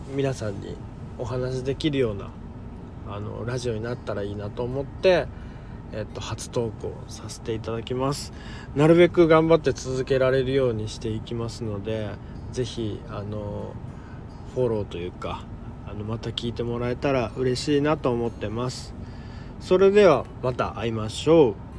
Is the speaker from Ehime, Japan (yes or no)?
no; Tokyo, Japan; moved away as an adult; also born or lived in Kanto; now in Okinawa, Japan; 東京生まれであの関東に、ま住んでたんですけれども